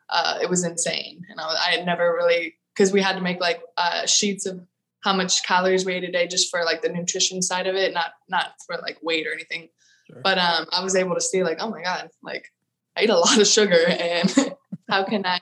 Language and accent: English; Austin, Texas, United States; No, I'm from Austin. I curse.